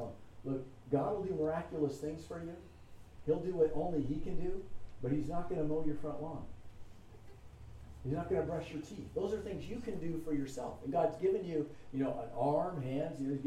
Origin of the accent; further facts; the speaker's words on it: California, United States; I'm from California